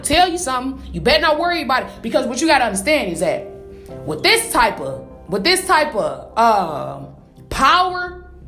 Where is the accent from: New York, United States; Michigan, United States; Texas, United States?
Michigan, United States; Detroit; I'm from Detroit